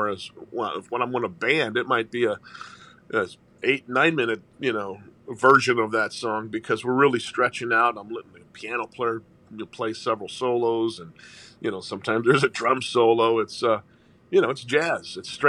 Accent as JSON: {"language": "English", "town": "St. Louis", "region": "Missouri", "country": "United States", "tie": "born or raised there", "said": "They see that I'm Italian. I grew up on the Hill, which is the Italian Little Italy of St. Louis."}